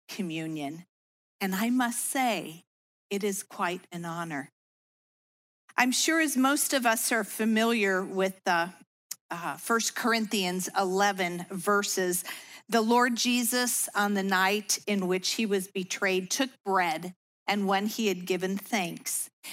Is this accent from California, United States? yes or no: no; suburbs of Chicago, Illinois, United States; I was raised in the Lutheran faith in the suburbs of Chicago